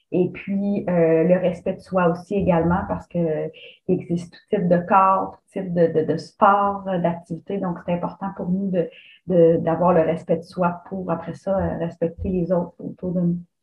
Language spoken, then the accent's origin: French; Mauricie, Quebec, Canada; also born or lived in Lanaudière; dans ma région en Mauricie. Et puis, j'ai quitté la Mauricie pendant plusieurs années